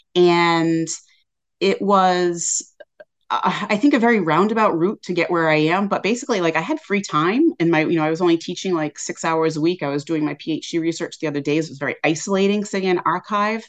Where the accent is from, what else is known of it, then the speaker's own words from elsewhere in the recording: Westport, Massachusetts, United States; moved away as an adult; also born or lived in England; from about twenty minutes away in Westport, Mass